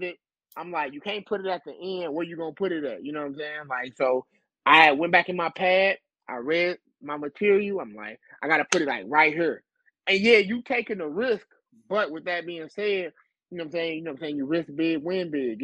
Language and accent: English; St. Louis, Missouri, United States; I'm from St. Louis